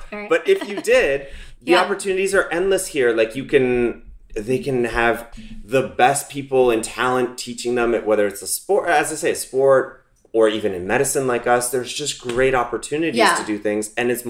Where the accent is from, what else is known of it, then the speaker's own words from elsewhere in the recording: Toronto, Ontario, Canada; moved away as an adult; now in United States; we're both from Toronto.